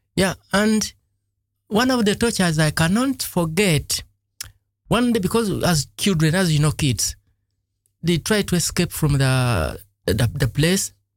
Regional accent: Lugazi, Central Region, Uganda; moved away; I grew up in a, in a village that was uh, not in Kampala exactly Mm-hmm. The place was called Lugazi

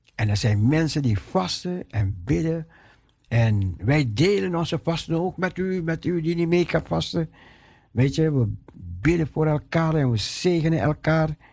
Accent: Netherlands; ons als Nederlanders

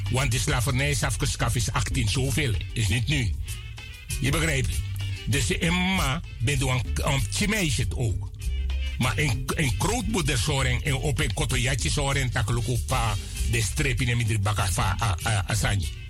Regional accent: Coronie, Suriname; also born or lived in Nickerie, Suriname; now in Netherlands; Met de eh, eenjarige leeftijd mijn grootmoeder van Coroni heeft mij opgehaald en mij gebracht naar Coroni om daar te laten opgroeien

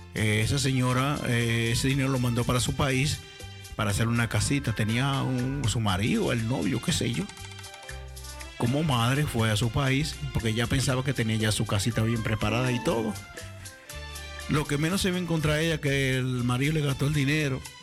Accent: Dominican Republic; moved away; Cuando yo salí de República Dominicana yo era un popis en bote

